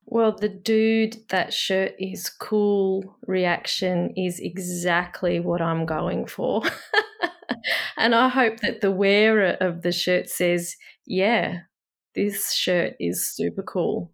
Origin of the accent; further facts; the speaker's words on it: Australia; I'm Australian